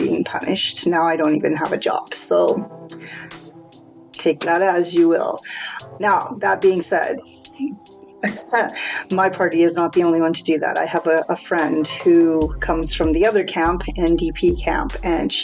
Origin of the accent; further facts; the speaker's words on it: Canada; also born or lived in Alberta; I live in Alberta in Canada. So yes, I am Canadian.